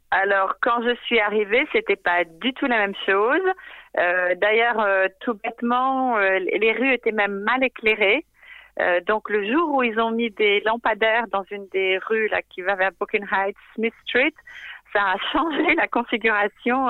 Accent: France; moved away as an adult; also born or lived in Brooklyn, New York; now in New York, United States; nous, en tant que Français

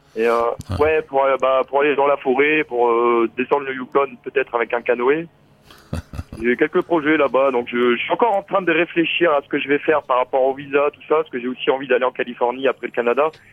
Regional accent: the North, northern France, France; moved away; je viens du Nord à la base, mais j'ai l'accent du Sud parfois

